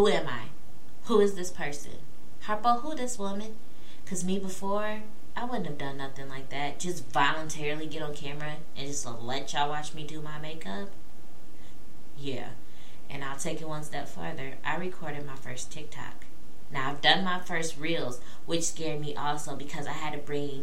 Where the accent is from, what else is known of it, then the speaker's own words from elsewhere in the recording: Peoria, Illinois, United States; moved away as an adult; now in Louisville, United States; I am originally from Peoria, Illinois, born and raised